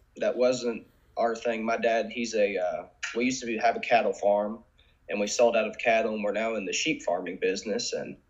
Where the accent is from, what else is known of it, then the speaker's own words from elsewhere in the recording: Crawford County, Indiana, United States; I'm actually from Crawford County, Indiana. It's a small county down in the northeastern side of Indiana. You know, not really much goes on here.